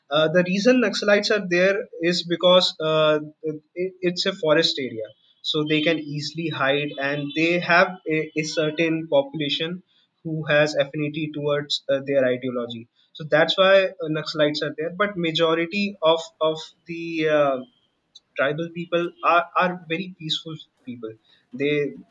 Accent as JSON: {"language": "English", "town": "Dantewada", "region": "Chhattisgarh", "country": "India", "tie": "born or raised there", "also_born_or_lived": "Bilaspur, Chhattisgarh", "moved": "as an adult", "said": "Bilaspur is my native place. Dante Dantewada is the place where I grew up."}